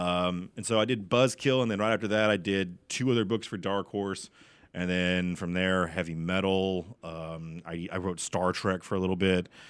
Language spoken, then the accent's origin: English; Garland, Texas, United States; I'm from Garland. I'm a, I'm a hometown boy here